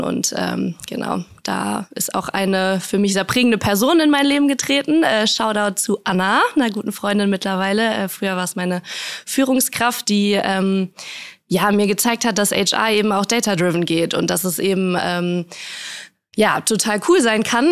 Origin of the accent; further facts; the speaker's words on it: Münster, North Rhine-Westphalia, Germany; moved away as an adult; now in Hamburg, Germany; Ich bin ähm, in Münster aufgewachsen, ganz behütet